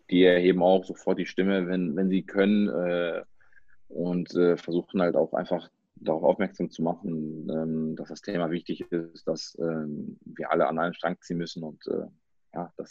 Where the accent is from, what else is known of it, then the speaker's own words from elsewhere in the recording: Germany; also ich bin hier aufgewachsen und wenn ich dann sage, ja, ich komme aus Deutschland